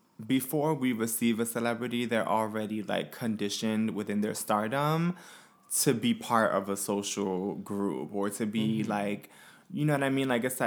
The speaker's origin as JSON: {"language": "English", "town": "Brooklyn", "region": "New York", "country": "United States", "said": "I'm from Brooklyn."}